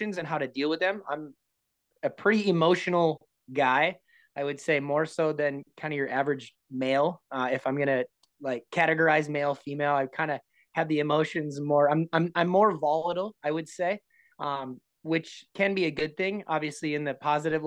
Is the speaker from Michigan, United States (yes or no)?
no; Minnesota, United States; I'm from Minnesota. Everybody calls it pop here